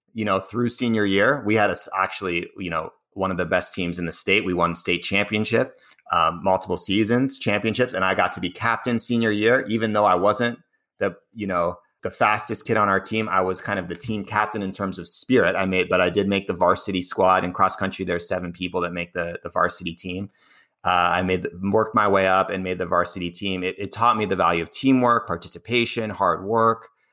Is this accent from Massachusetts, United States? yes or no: yes; Cambridge, Massachusetts, United States; I grew up in Cambridge, which is, uh, outside of Boston